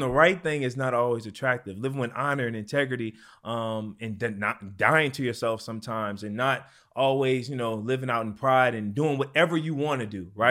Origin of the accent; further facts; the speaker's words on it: New Orleans, Louisiana, United States; I'm from New Orleans, Louisiana